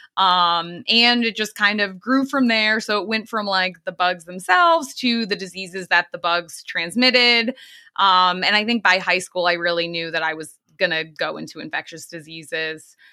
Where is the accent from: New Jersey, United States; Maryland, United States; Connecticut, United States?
Connecticut, United States; Eastern; I grew up in Eastern Connecticut, um, very close to the town of Lyme, Connecticut